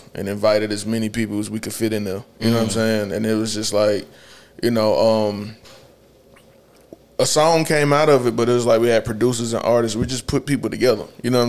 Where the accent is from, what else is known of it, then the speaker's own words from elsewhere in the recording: Charlotte, North Carolina, United States; Side from birth to death. You feel me?